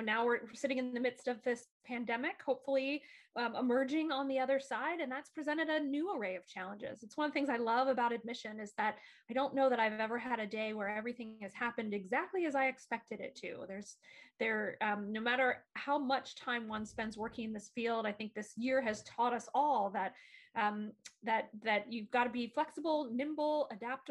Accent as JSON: {"language": "English", "town": "Bryn Athyn", "region": "Pennsylvania", "country": "United States", "tie": "born or raised there", "also_born_or_lived": "Delaware, Ohio", "moved": "as an adult", "said": "I went to a small college in my hometown, religiously affiliated institution called Brynathyn College"}